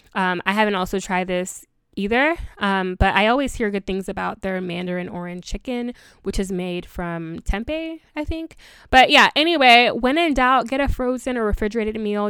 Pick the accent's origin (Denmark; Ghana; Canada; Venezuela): Ghana; I am from Ghana and our dishes are pretty tedious